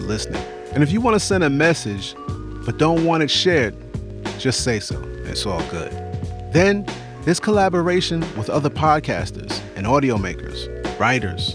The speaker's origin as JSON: {"language": "English", "town": "New York City", "region": "New York", "country": "United States", "said": "I'm from the Bronx"}